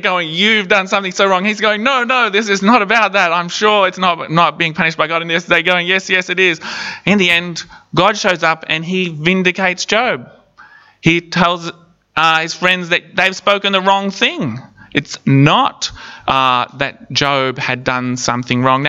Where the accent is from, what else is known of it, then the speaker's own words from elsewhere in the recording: Palm Island, Queensland, Australia; When I was a kid growing up on Palm Island